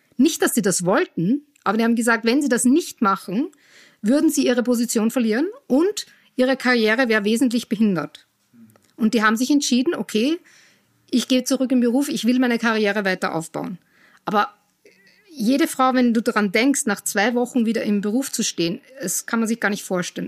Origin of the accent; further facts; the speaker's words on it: Austria; moved away as an adult; also born or lived in Cologne, Germany / United States; ich komme ursprünglich aus Österreich, in der Nähe von Wien bin ich aufgewachsen